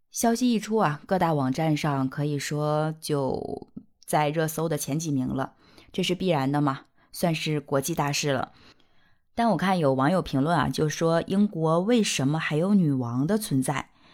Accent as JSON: {"language": "Chinese", "country": "China", "said": "我们中国人"}